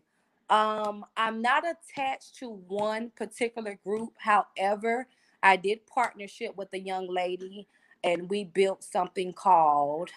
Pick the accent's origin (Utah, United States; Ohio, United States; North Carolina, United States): North Carolina, United States; Wilmington; now in Raleigh, United States; I'm from Wilmington